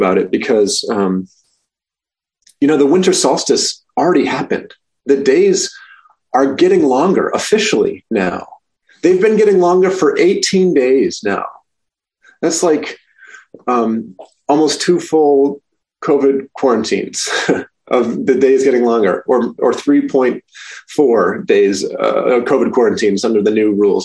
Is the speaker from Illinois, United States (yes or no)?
no; Maine, United States; now in Rochester, United States; my home state of Maine